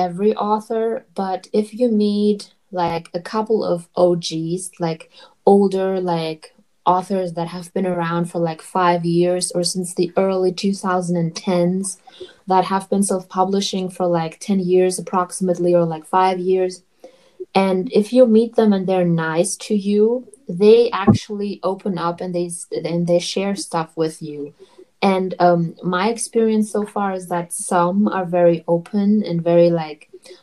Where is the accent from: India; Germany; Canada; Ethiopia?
Germany; I'm from Germany